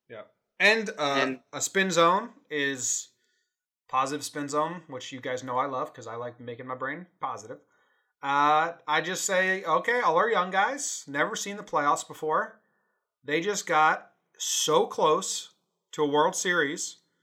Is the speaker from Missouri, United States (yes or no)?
no; Connecticut, United States; now in California, United States; I'm in California. We're both originally from Connecticut, East Coast area transplanted Yankee fans